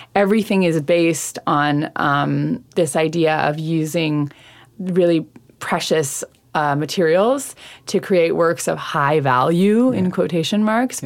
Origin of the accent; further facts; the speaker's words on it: Saint John, New Brunswick, Canada; now in Montreal, Canada; I am originally from St. John, New Brunswick.